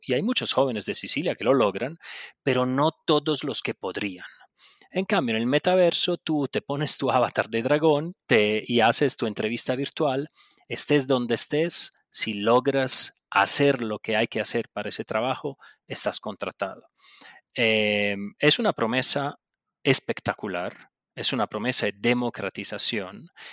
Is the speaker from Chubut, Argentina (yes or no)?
no; Buenos Aires, Argentina; accent: Italian; por más que me escuchen el acentico italiano, nací en Buenos Aires de mamá brasilera y sí, bueno, de papá italiano